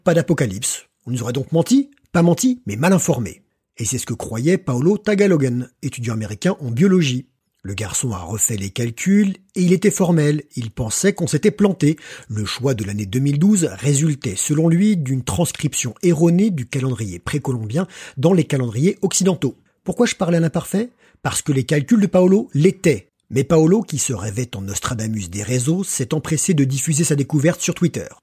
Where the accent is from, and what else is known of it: France